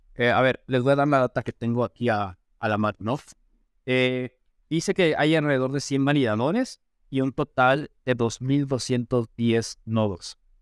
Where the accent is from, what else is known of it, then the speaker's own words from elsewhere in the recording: Mexico; aquí en México